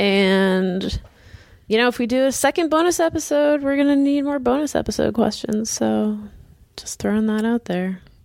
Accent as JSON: {"language": "English", "town": "Boston", "region": "Massachusetts", "country": "United States", "tie": "born or raised there", "said": "it's my hometown"}